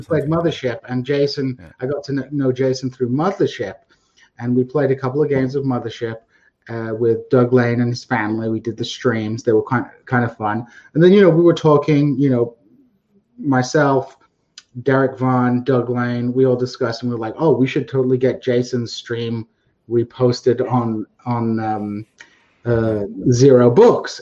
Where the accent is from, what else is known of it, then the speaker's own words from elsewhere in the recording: United Kingdom; I was brought up in a pretty comfortable middle class uh, British uh, sort of household